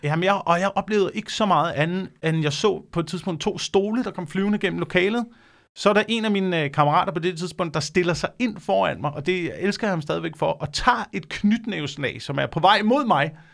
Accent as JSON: {"language": "Danish", "town": "Slagelse", "region": "Zealand", "country": "Denmark", "said": "det har været Slagelse, hvor jeg også kom fra."}